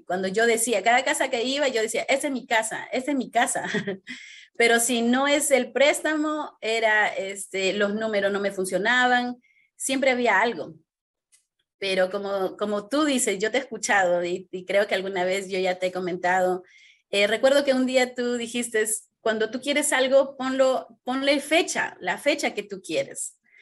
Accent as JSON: {"language": "Spanish", "country": "Peru", "moved": "as an adult", "said": "soy de Perú"}